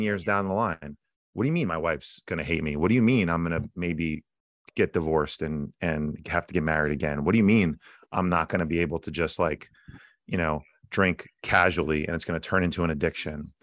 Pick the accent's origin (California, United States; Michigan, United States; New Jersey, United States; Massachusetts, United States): New Jersey, United States; I'm a guy from Jersey